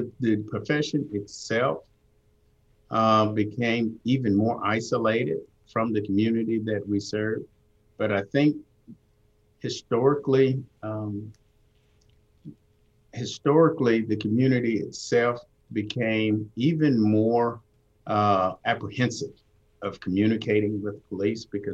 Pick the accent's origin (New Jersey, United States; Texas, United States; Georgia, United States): Georgia, United States; Atlanta; I grew up in Southwest Atlanta